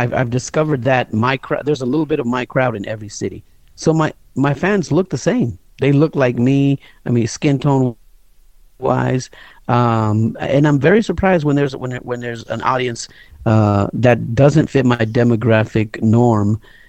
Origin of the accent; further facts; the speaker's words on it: Chicago, Illinois, United States; There's a lot of cities around Chicago, but I'm from the Chi, you know?